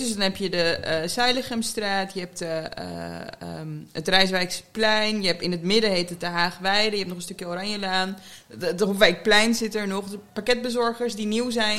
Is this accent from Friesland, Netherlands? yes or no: no; The Hague, South Holland, Netherlands; dan ben ik een echte Hagenees